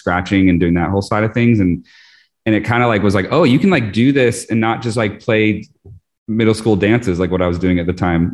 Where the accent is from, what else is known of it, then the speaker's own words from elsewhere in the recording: Vermont, United States; moved away as an adult; also born or lived in New York; I'm actually born in Vermont originally. And I moved to New York for college